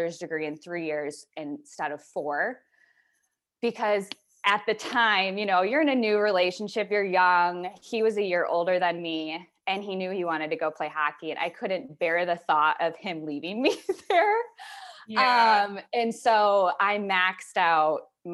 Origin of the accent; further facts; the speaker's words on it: East Lansing, Michigan, United States; moved away as an adult; now in Scottsdale, United States; I am from East Lansing, Michigan